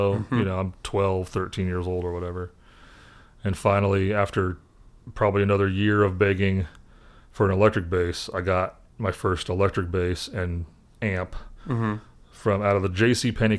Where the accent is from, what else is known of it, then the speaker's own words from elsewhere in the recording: Indianapolis, Indiana, United States; The guy who was the choir director at the church I grew up in Indianapolis was a bass player.